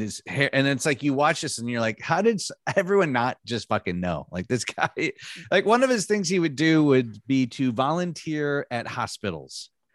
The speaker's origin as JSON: {"language": "English", "region": "Michigan", "country": "United States", "tie": "born or raised there", "also_born_or_lived": "Los Angeles", "moved": "yes", "said": "I grew up in Michigan"}